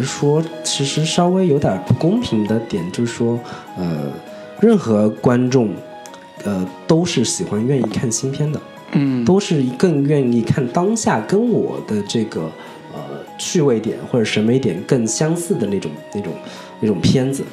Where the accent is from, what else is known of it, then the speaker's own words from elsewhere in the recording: Zhejiang, China; 我作为一个浙江人